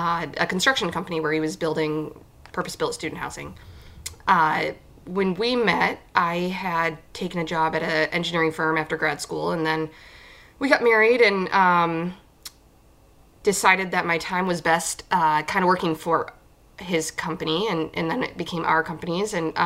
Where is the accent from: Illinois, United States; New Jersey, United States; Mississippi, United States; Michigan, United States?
Michigan, United States; Hemlock; moved away as an adult; now in Houghton, United States; So I actually grew up in Hemlock, Michigan, outside of the Saginaw Midland area.